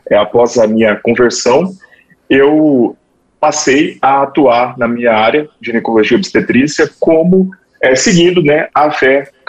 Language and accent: Portuguese; Mato Grosso, Brazil; Eu sou aqui do estado do Mato Grosso, tá? formei aqui na Universidade Federal do Mato Grosso